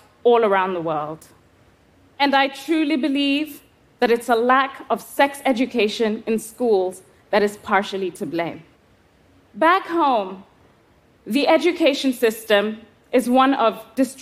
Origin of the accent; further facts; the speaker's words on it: Kenya; I was 11 years old, growing up in Kenya